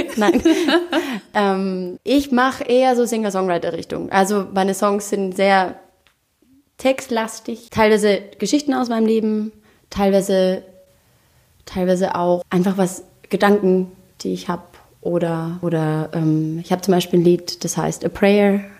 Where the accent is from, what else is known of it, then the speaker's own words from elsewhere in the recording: Austria; also born or lived in New York; Ich bin ja aus Österreich.